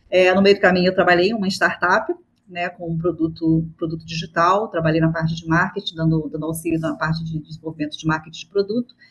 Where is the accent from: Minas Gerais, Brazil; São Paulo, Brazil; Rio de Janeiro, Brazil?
Rio de Janeiro, Brazil; na verdade eu sou, eu sou carioca, moro no Rio de Janeiro.